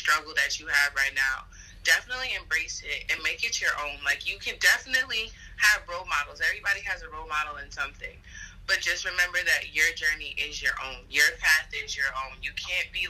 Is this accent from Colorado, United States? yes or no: no; New Jersey, United States; I am from New Jersey